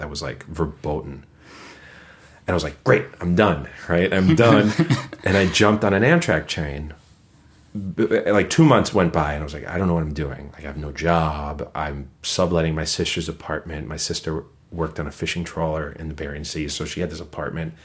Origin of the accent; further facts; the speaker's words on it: New York City, New York, United States; moved away as an adult; now in Twin Cities, United States; born and raised in Brooklyn, in the same room for 20 years